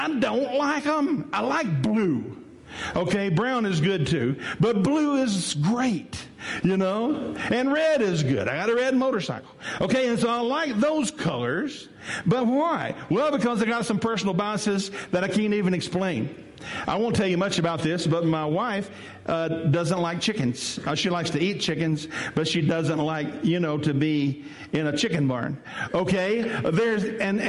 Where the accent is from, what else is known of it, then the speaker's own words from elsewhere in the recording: West Tennessee, United States; I'm from West Tennessee. I ain't quite used to that yet. You know, in West Tennessee, we don't do that.